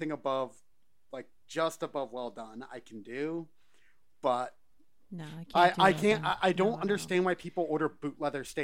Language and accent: English; Scotland, United Kingdom; Well, I'm Scottish, so anything potatoes go on everything.